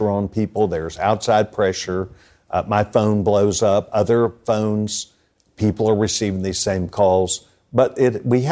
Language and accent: English; Texas, United States; as a Texan